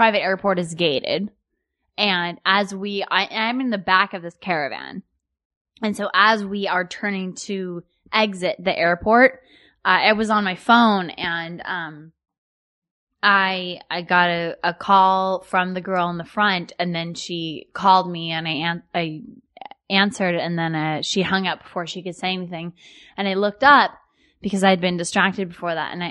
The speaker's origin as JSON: {"language": "English", "area": "a small town near Seattle", "region": "Washington", "country": "United States", "said": "I'm from Seattle. I'm from a small town near Seattle, and apparently I say bags instead"}